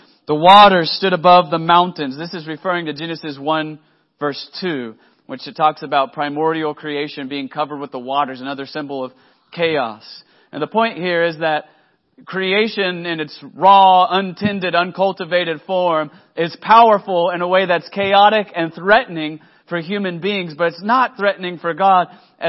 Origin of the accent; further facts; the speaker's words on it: Texas, United States; now in Oklahoma, United States; I'm from Oklahoma now. I mean, I'm a transplant from Texas, but I'm here now, friends.